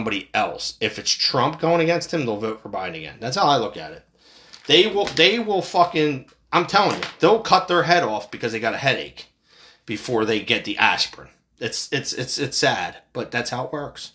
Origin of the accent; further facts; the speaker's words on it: United States; As American people